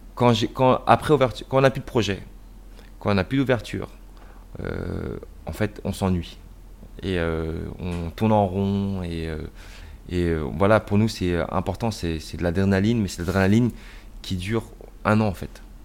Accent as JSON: {"language": "French", "town": "Rennes", "region": "Brittany", "country": "France", "tie": "born or raised there", "also_born_or_lived": "United States", "said": "je suis né à Rennes"}